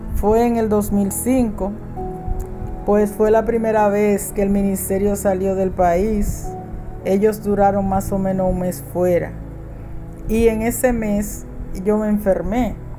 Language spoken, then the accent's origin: Spanish; Pimentel, Duarte, Dominican Republic; now in La Romana, Dominican Republic; Soy oriunda de Pimentel, pero tengo mucho tiempo viviendo en La Romana